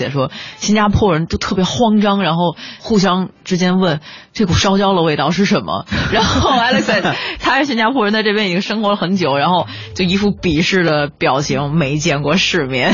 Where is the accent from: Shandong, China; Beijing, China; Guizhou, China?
Beijing, China; 咱们北京人天天去逛故宫一样